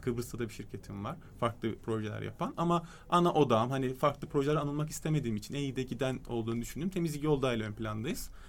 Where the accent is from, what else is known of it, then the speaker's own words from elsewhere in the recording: Istanbul, Turkey; also born or lived in London / United States; 3 Temmuz 1989 İstanbul Kadıköy doğumluyum